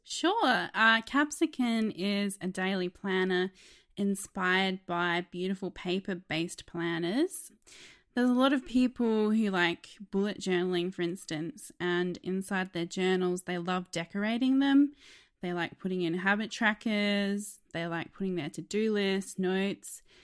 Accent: Australia

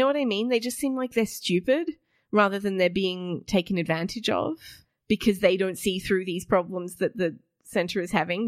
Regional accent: Australia; we're an Australian audience

